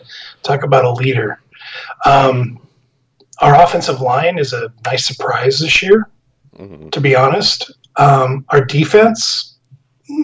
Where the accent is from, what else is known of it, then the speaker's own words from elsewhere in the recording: Port Orchard, Washington, United States; moved away as an adult; also born or lived in Tacoma, Washington; now in Puyallup, United States; I was born here in the Tacoma area and then ended up moving to Port Orchard.